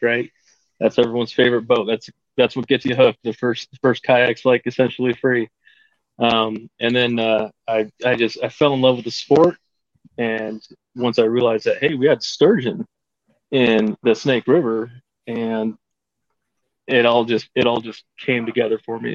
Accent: Caldwell, Idaho, United States; I'm from Caldwell, Idaho, just on the outskirts of uh, Boise

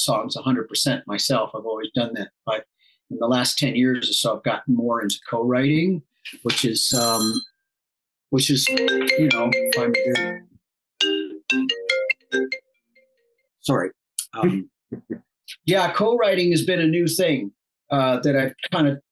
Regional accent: Toronto, Ontario, Canada; moved away as an adult; also born or lived in Illinois; now in Nashville, United States; I am originally from Canada, from Toronto

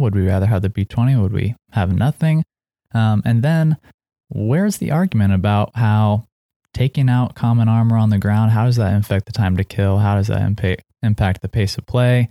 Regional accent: Seattle, Washington, United States; we're both, uh, raised in Seattle

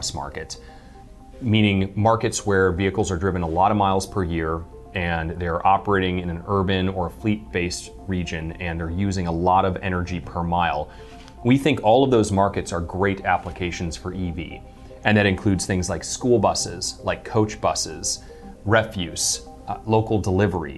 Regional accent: United States; As an American

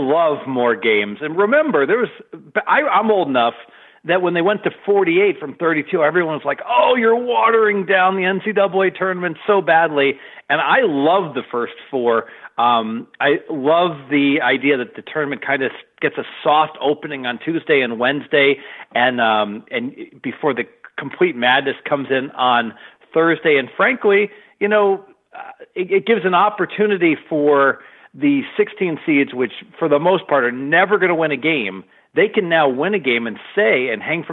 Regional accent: Dayton, Ohio, United States; I grew up in Dayton

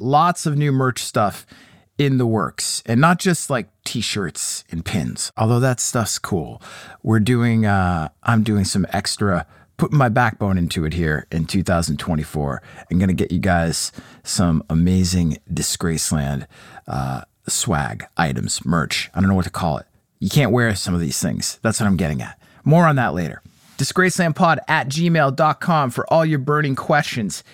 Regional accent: United States; as an American

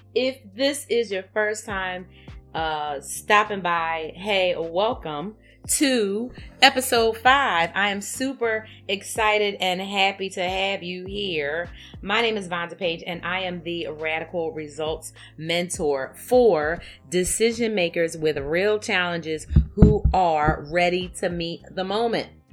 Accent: Philadelphia, Pennsylvania, United States; I grew up in Philadelphia in a segregated community

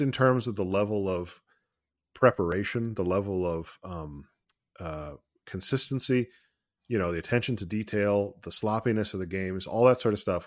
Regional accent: Ohio, United States; I'm from Ohio, and I am proud

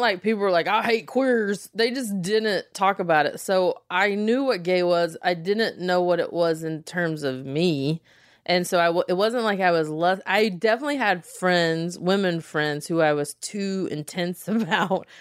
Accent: small town South, United States; accent: Southern; I am from small town South

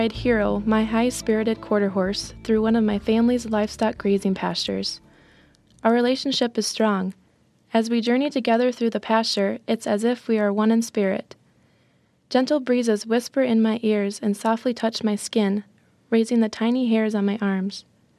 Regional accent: Winford, South Dakota, United States; I am a freshman in college. I'm from Winford, South Dakota.

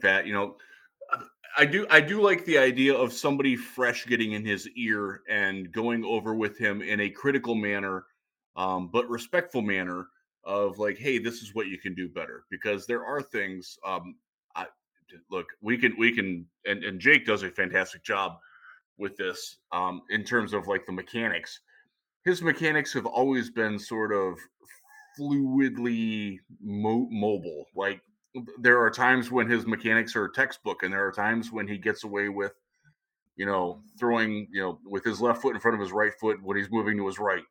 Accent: Cleveland, Ohio, United States; I'm from Cleveland

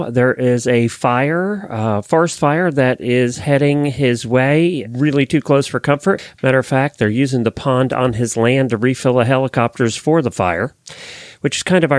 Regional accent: Ocala, Florida, United States; from Ocala, Florida

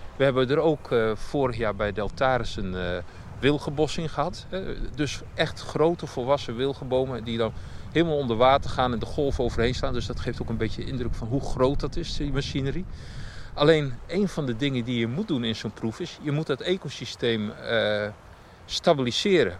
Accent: Netherlands; als Nederlander

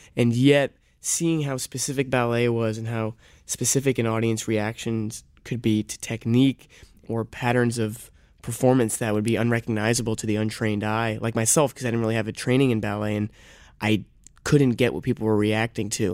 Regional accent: New York, United States; born and raised in New York, but my father's French, and I spent my summers in France growing up

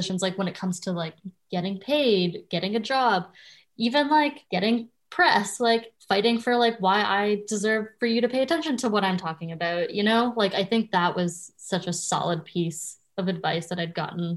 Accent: Canada; I, as most Canadian kids, wanted to be a Much Music VJ

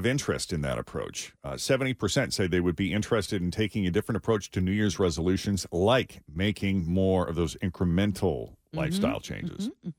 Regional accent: New England, United States; also born or lived in Florida; I missed those white Christmases that I was used to growing up in New England.

